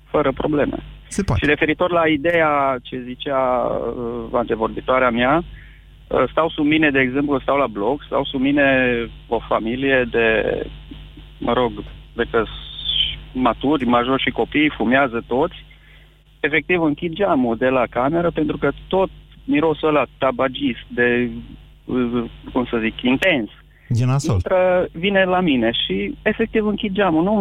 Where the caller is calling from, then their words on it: Baia Mare, Maramureș County, Romania; sunt de la Baia Mare.